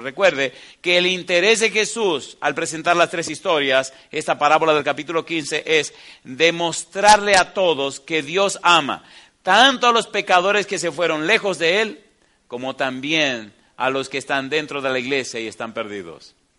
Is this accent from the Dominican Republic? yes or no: yes; Dominican Republic; moved away; en la biblioteca que tengo allá en, mi país, en la República Dominicana